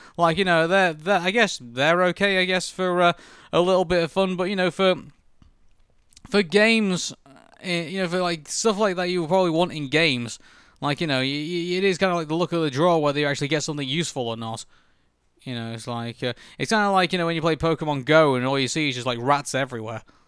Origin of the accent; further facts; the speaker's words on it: Preston, North West England, United Kingdom; now in Manchester, United Kingdom; we're adopted Mancunians. You know, I come from Preston and I come here from, from Manchester